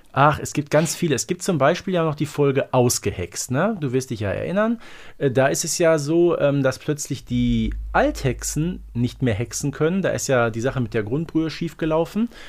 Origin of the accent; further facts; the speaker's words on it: Herten, North Rhine-Westphalia, Germany; bei uns in Herten